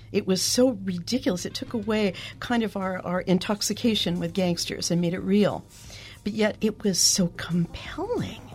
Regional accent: Eastern Oregon, United States; moved away; growing up in Eastern Oregon, I mean, we were in the middle of nowhere

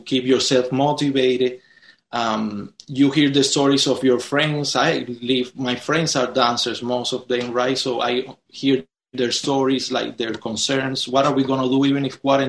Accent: Cuba; now in United States; my country and me growing up there

